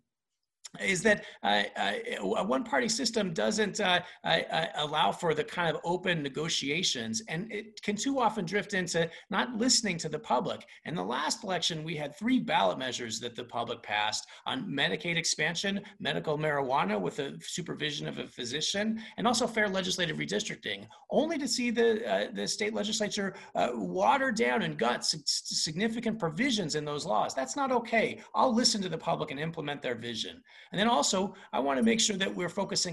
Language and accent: English; West Valley City, Utah, United States; I was raised by my single mom, who was disabled, and I grew up in West Valley City